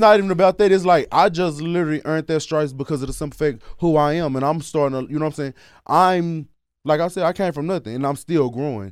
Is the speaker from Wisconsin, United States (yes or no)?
no; Dallas, Texas, United States; I'm the person from Dallas